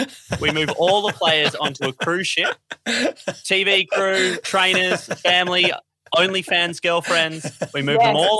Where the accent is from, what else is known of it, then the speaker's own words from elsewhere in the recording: Australia; I'm not a huge tennis fan. I'm an Australian tennis fan.